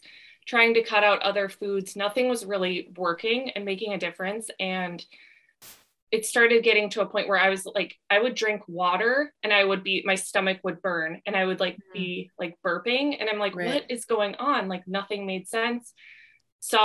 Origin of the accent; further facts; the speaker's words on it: Midwest, United States; moved away as an adult; now in Southern California, United States; I grew up in the Midwest, and then when I was 22, I was just applying for jobs all over the country.